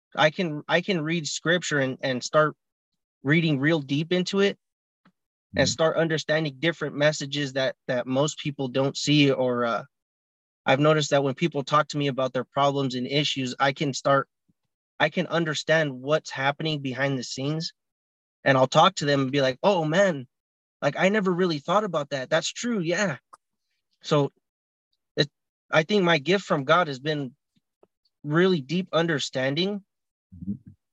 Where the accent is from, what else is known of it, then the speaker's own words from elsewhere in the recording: California, United States; I'm 25 from California as well.